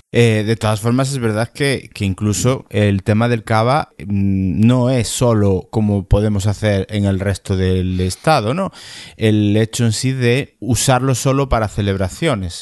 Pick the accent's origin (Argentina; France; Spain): Spain; Galicia; yo me siento principalmente gallego. Principalmente gallego.